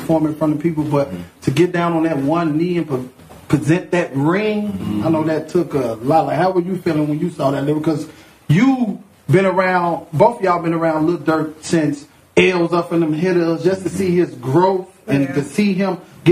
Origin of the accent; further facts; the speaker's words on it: Chicago, Illinois, United States; I'm a Chicagoan